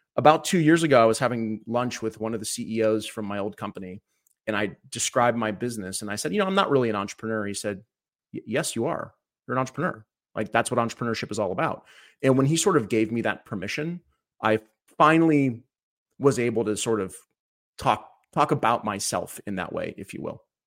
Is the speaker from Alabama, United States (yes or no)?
no; Cleveland, Ohio, United States; I was born in Cleveland, Ohio, uh, back in nineteen eighty-one